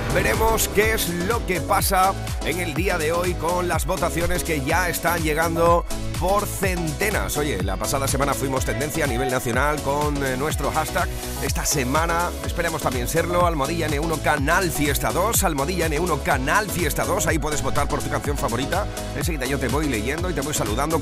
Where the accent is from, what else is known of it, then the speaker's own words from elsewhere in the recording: Huelva, Andalusia, Spain; en mi tierra, en Huelva